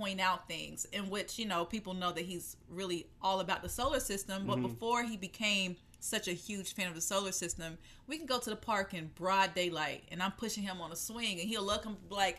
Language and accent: English; the South, United States; moved away; I grew up in the South.